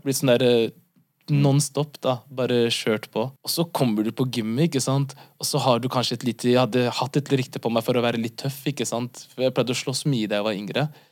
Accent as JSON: {"language": "Norwegian", "region": "Oslo", "country": "Norway", "tie": "born or raised there", "said": "født og oppvokst i Norge, hovedsakelig på Ellingsrud"}